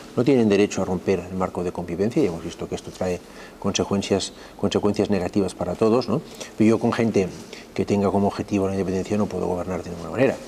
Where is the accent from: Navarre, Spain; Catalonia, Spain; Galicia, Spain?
Catalonia, Spain; la Cataluña que siempre hemos sido